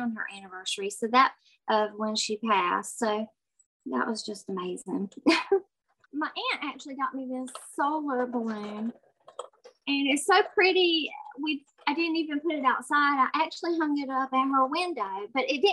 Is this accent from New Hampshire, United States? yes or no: no; Winston-Salem, North Carolina, United States; I'm from Winston-Salem, North Carolina.